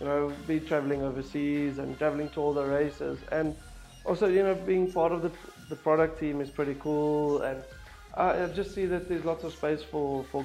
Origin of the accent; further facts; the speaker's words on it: Bloemfontein, Free State, South Africa; moved away as an adult; now in Stellenbosch, South Africa; originally I'm from Bloemfontein, South Africa, and I've been living in Stellenbosch